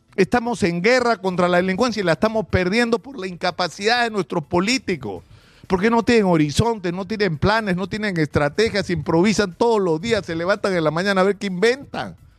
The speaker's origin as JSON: {"language": "Spanish", "country": "Peru", "said": "los salvadoreños como los peruanos estamos hartos de los políticos"}